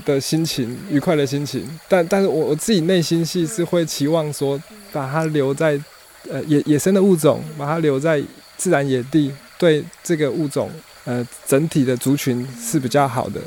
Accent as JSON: {"language": "Chinese", "region": "Yilan County", "country": "Taiwan", "said": "我是宜兰人"}